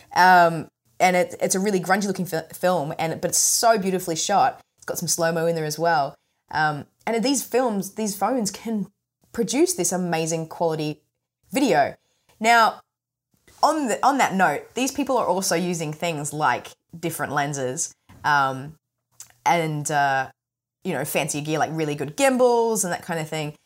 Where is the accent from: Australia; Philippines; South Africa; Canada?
Australia; accent: mumbly; I have a bit of a mumbly kind of accent because I'm Australian